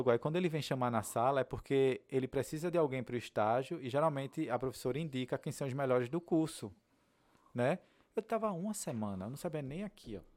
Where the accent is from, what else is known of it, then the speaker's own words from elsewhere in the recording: Northeast Region, Brazil; moved away; saí do Nordeste, entendeu? Todas as dificuldades que eu já tive na vida no passado